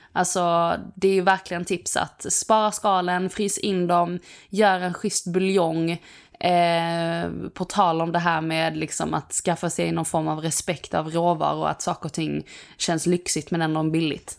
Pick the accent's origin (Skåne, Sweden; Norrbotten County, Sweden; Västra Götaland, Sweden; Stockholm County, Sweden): Skåne, Sweden; hemma i Skåne